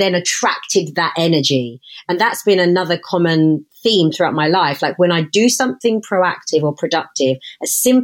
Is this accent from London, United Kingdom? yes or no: no; Hertfordshire, East of England, United Kingdom; growing up in Hertfordshire